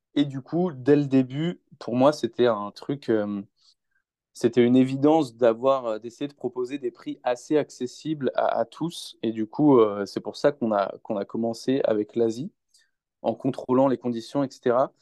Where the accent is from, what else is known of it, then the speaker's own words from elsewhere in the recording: Rennes, Brittany, France; moved away as an adult; now in Lyon, France; je suis originaire de Rennes, mais euh, je vis sur Lyon là, depuis près de deux ans